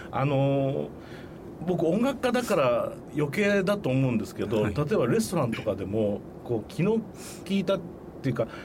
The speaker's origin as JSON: {"language": "Japanese", "region": "Fukui", "country": "Japan", "tie": "born or raised there", "also_born_or_lived": "Osaka", "moved": "as an adult", "said": "福井県出身です"}